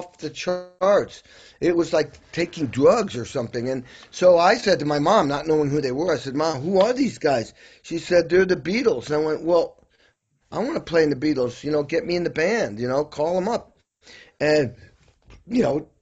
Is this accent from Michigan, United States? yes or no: no; Western Massachusetts, United States; I grew up in Western Mass in the hills, beautiful part of Western Mass